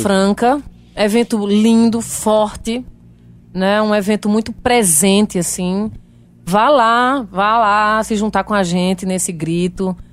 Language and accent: Portuguese; Brazil; eu fui criada lá em Isabelê, todo mundo é preto